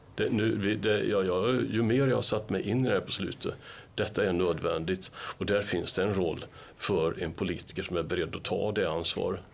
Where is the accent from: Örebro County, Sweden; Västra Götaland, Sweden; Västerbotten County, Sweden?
Västra Götaland, Sweden; Gothenburg; Som göteborgare